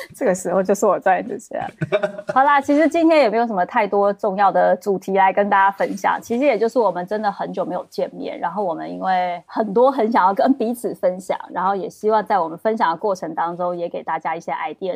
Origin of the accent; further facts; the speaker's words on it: Taiwan; also born or lived in Beijing / Netherlands; now in Amsterdam, Netherlands; 你能听出来是一个台妹